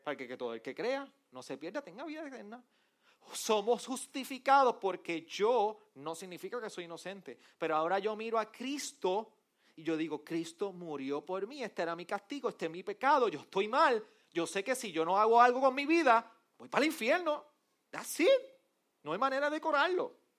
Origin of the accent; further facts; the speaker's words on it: Arecibo, Puerto Rico; yo soy del jíbaro de Arecibo